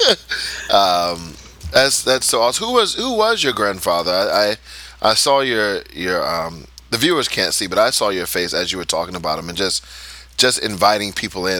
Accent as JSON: {"language": "English", "country": "United States", "moved": "yes", "lives_now": "Udhailiyah, Saudi Arabia", "said": "we're American"}